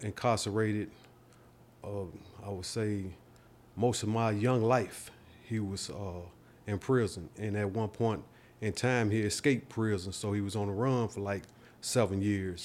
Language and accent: English; Nashville, Tennessee, United States; born and raised here in Nashville